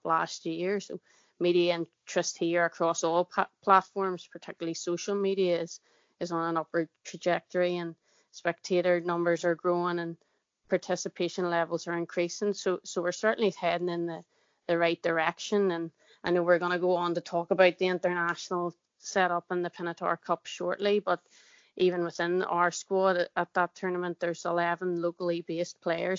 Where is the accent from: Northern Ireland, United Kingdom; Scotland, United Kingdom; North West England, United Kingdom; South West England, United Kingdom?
Northern Ireland, United Kingdom; accent: Northern Irish; You can obviously tell by my accent, I'm of the Northern Irish persuasion.